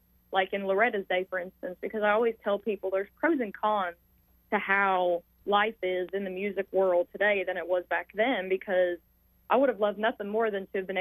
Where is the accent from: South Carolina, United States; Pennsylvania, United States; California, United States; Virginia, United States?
Virginia, United States; Louisa; moved away as an adult; I was born and raised in Louisville, Virginia, and I lived there up until 20 years.